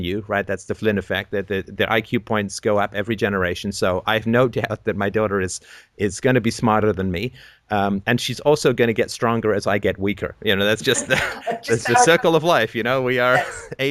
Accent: England, United Kingdom; when I was growing up in England

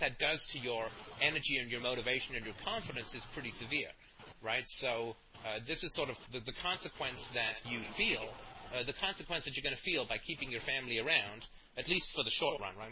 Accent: Canada; I'm Canadian

